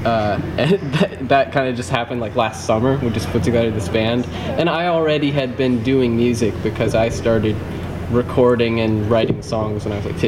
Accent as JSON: {"language": "English", "town": "Indianapolis", "region": "Indiana", "country": "United States", "said": "I'm from Indianapolis"}